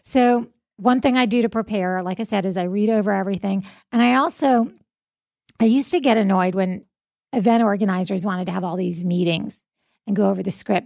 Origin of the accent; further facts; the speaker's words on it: South Florida, United States; moved away as an adult; now in Jacksonville, United States; the morning radio D Js I grew up with in South Florida